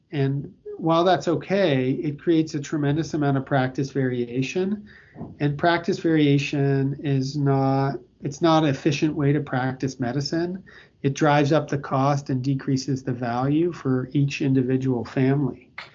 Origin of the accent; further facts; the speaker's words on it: Toronto, Ontario, Canada; moved away as an adult; also born or lived in Victoria, Canada / Australia; now in Boston, United States; I I grew up in in Toronto, Canada, and I you know went to school on the west coast of Canada in Victoria